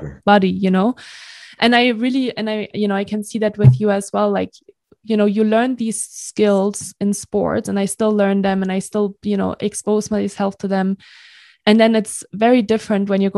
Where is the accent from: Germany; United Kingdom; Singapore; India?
Germany; moved away; I'm from Germany originally.